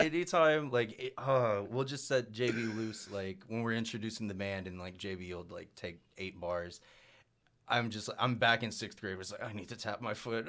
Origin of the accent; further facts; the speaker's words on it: Mountain View, United States; growing up in Mountain View where they're, like, most of 'em are pretty strict traditionalists for bluegrass music